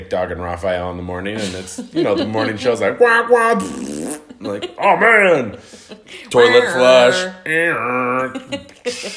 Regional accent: Colorado Springs, Colorado, United States; I am from Colorado Springs, Colorado

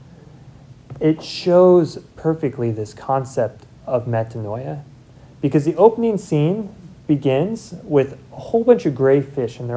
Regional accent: Seward, Nebraska, United States; I'm from Seward

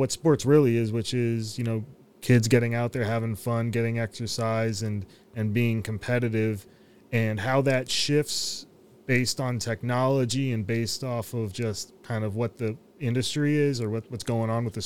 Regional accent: Oakland, California, United States; growing up in Oakland

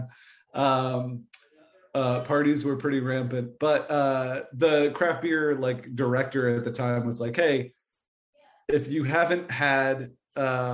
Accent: New England, United States; now in North Carolina, United States; I grew up in New England

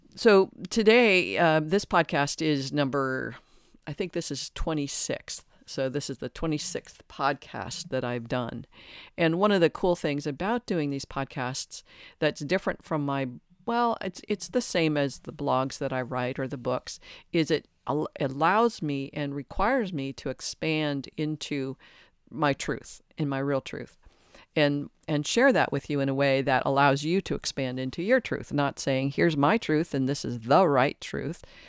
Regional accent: Detroit, Michigan, United States; I was raised in Detroit in a large Catholic family

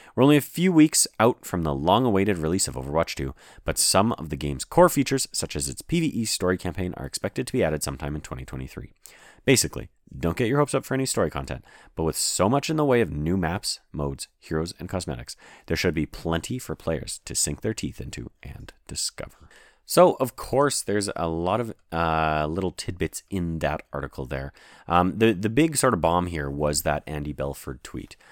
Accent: Canada; I'm a Canadian

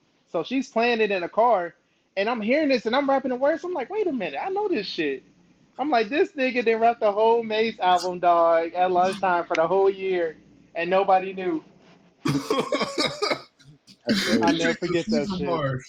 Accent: Chicago, Illinois, United States; I'm from Chicago, born and raised, man. I'm out in the burbs

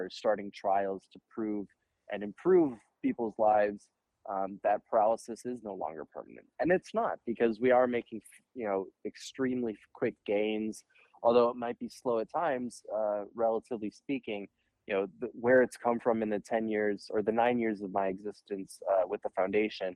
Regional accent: Minneapolis, Minnesota, United States; I grew up in Uptown, ended up playing youth hockey in the Minneapolis program

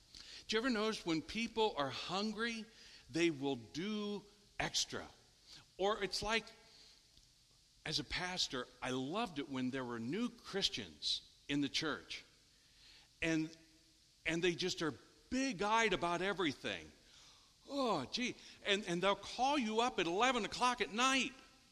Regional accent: Richwood, United States; Todd, I'm from Richwood. This doesn't happen to anybody from Richwood.

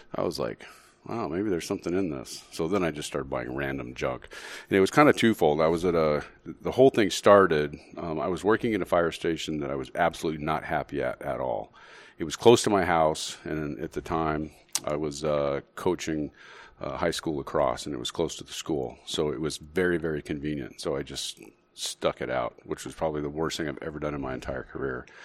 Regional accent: Las Cruces, New Mexico, United States; now in Phoenix, United States; We're born and raised in Las Cruces, New Mexico

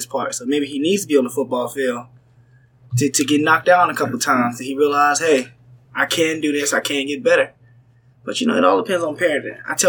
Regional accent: Savannah, Georgia, United States; moved away as an adult; I'm from Savannah, Georgia.

